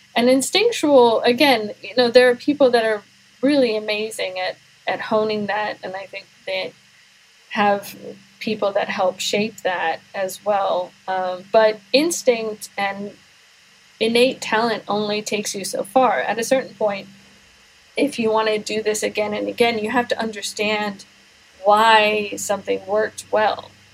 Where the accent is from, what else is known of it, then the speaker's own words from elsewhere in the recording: Washington, District of Columbia, United States; now in Houston, United States; I grew up in the Washington D.C. area, uh, so I'm not local to Houston where I am now.